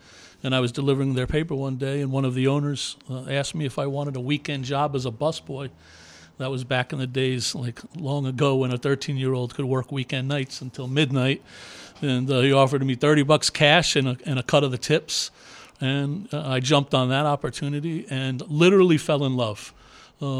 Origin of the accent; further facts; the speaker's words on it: New York, United States; I had a paper route in the neighborhood that I grew up in New York